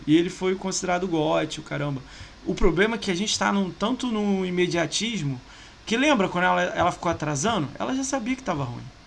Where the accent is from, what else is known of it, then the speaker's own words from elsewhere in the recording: Brazil; eu sou brasileiro